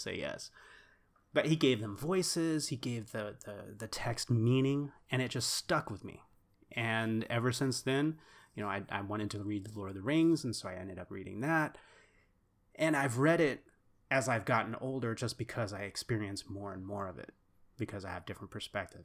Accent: Texas, United States; We're from Texas

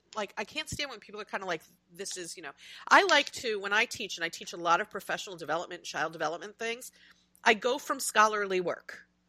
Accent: United States; I'm Euro American, I'm US born

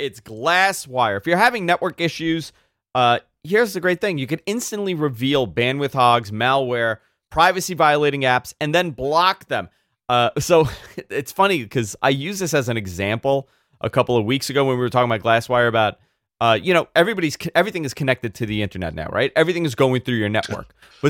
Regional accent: New York, United States; like it's so bizarre, like how it knows I'm a New Yorker.

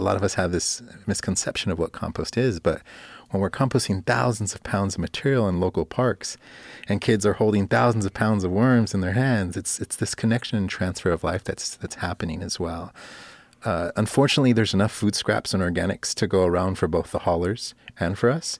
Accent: Los Angeles, California, United States; also born or lived in Miami, Florida; I'm born and raised in Los Angeles.

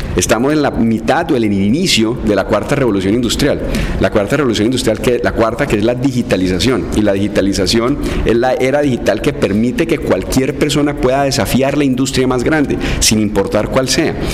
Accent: Cali, Valle del Cauca, Colombia; yo, soy un caleño básico

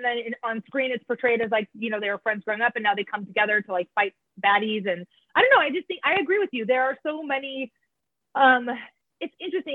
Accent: Iowa, United States; We grew up in Iowa

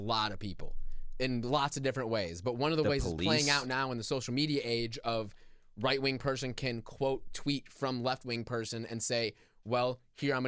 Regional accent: Chicago, Illinois, United States; I'm from Chicago.

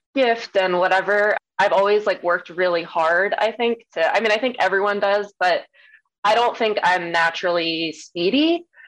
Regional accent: Maryland, United States; my hometown where I grew up in Maryland

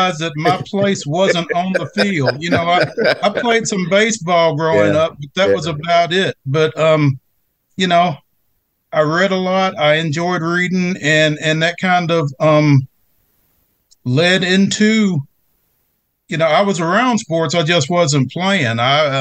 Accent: Franklin, Tennessee, United States; growing up in Franklin

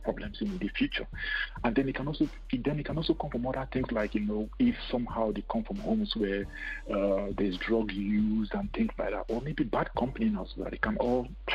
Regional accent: Nigeria; moved away as an adult; also born or lived in Cameroon / Lagos, Nigeria / United Kingdom; now in Canada; I was born in Cameroon, but I moved to Nigeria when I was in high school

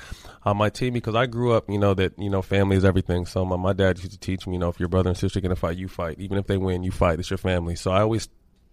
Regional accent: Sacramento, California, United States; But growing up in Sacramento, I was a huge Laker fan, but then kind of became a Kings fan

